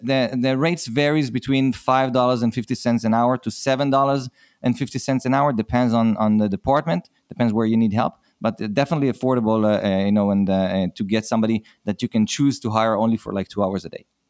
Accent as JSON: {"language": "English", "country": "Israel", "accent": "Israeli", "said": "I'm from Israel, so this is an Israeli accent."}